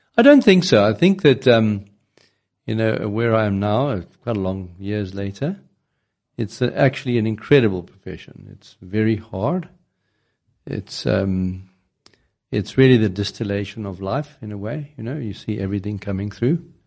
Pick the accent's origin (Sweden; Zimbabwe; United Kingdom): Zimbabwe; moved away as an adult; I was born in Zimbabwe. I did some training there